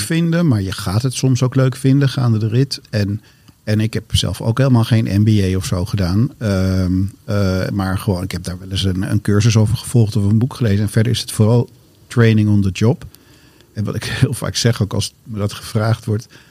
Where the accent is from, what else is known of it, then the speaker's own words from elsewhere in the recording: Amsterdam, North Holland, Netherlands; ik ben geboren in Amsterdam, in het centrum van Amsterdam, het oudste straatje van Amsterdam zelfs. En, ehm, ehm, en daar ben ik ook op school gegaan